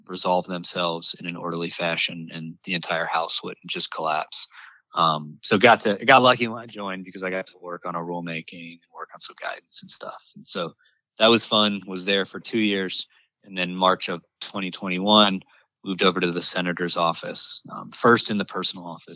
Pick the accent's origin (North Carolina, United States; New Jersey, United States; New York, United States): North Carolina, United States; moved away as an adult; now in Washington, D.C., United States; I'm originally from North Carolina